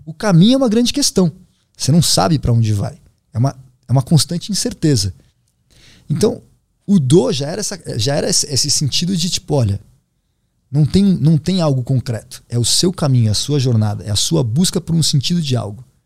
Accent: Brazil

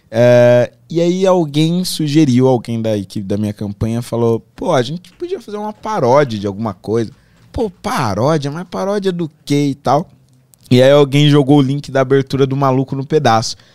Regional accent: Carapicuíba, São Paulo, Brazil; eu nasci em São Paulo, mas fui criado lá

